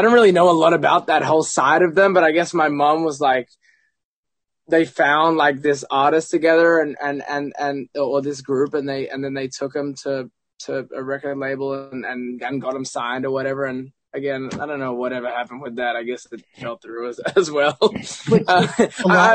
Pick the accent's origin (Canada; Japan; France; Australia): Australia; now in United States; I'm from Australia, and obviously you could probably hear that in a lot of words, and just maybe it's like the main thing, but I've been out in America for a long time, and a lot of my friends are like from Chicago, so I get a lot of like Chicago slang in me too.